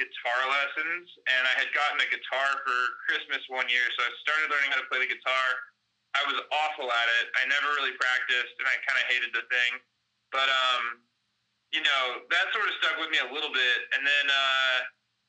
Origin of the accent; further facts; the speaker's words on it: Dallas, Texas, United States; I'm from Dallas, Texas.